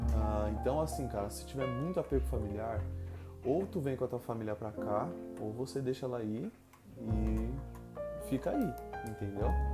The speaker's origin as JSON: {"language": "Portuguese", "country": "Brazil", "moved": "yes", "said": "eu era brasileira"}